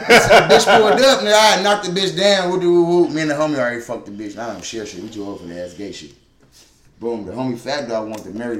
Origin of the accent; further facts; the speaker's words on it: Trinidad & Tobago; I'm from Trinidad. I know.